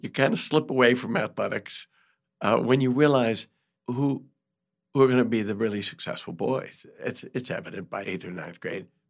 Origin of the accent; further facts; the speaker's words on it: New York, United States; I had it growing up in New York